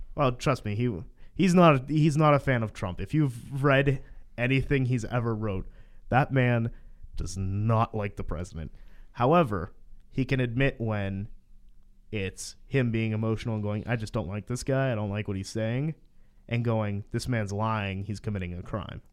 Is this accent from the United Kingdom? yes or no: no; Aliquippa, Pennsylvania, United States; I'm from Valquippa